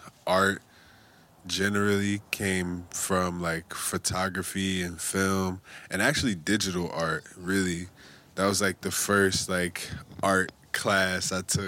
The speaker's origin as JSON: {"language": "English", "town": "New York City", "region": "New York", "country": "United States", "tie": "born or raised there", "also_born_or_lived": "Bushwick, Brooklyn", "said": "I'm from the Lower East Side."}